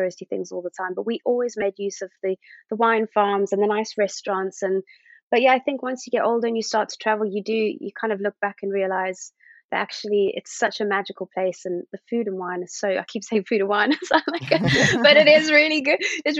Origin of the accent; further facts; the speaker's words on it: Somerset West, Western Cape, South Africa; moved away as an adult; now in United Kingdom; I was born in Cape Town and I grew up in a small little town called Somerset West, Rest, as we call it as adults, because it's quite a sleepy town, but it is next to all the vineyards.